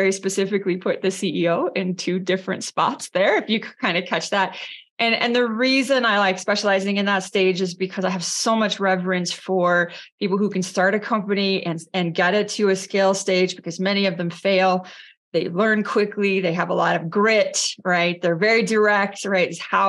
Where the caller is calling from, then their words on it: San Francisco, California, United States; I am zooming in from San Francisco this morning.